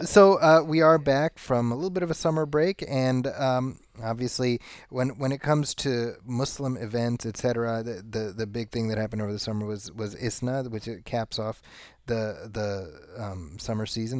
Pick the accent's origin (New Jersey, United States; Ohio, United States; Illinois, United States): Illinois, United States; Chicago; I grew up in Chicago